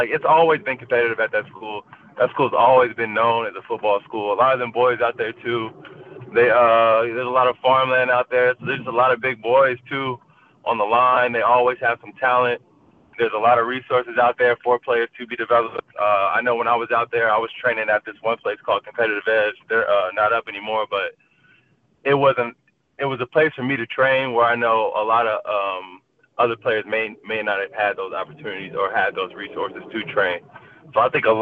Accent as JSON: {"language": "English", "region": "Washington", "country": "United States", "tie": "born or raised there", "said": "my home state"}